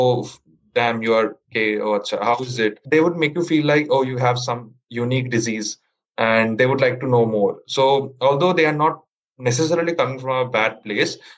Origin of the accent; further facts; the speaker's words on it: Kolkata, West Bengal, India; I'm from Kolkata.